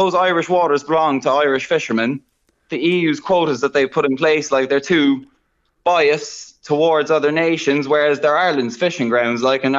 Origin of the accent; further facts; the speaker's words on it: New Zealand; obviously there was complications with being Kiwi residents, being in Australia, and what was going to happen with if everything shut down.